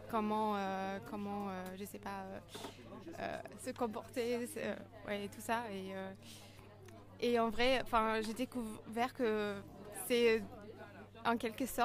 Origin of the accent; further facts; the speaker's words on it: Dresden, Saxony, Germany; French is a second language; même si j'ai grandi à Dresde, euh, j'ai eu des parents qui, venaient de, l'Allemagne de, l'Est. Euh, de, de l'Ouest, pardon. ma mère, elle vient de, Berlin de l'Ouest et mon père, il vient, vient de l'Allemagne du Nord, de, de Flensburg